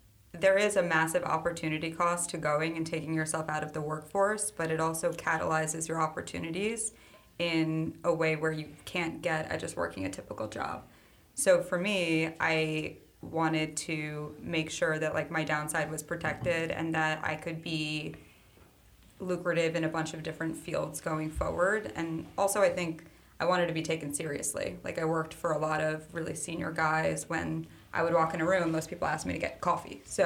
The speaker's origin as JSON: {"language": "English", "region": "New York", "country": "United States", "said": "I'm from New York"}